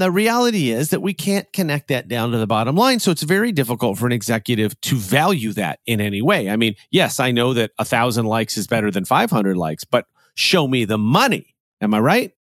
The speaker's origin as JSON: {"language": "English", "town": "Chicago", "region": "Illinois", "country": "United States", "said": "I'm a Chicagoan"}